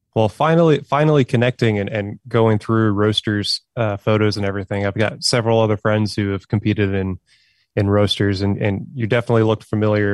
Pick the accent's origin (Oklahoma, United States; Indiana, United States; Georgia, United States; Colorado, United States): Oklahoma, United States; now in Arkansas, United States; I grew up in Oklahoma, which is, you know, just right next door to Arkansas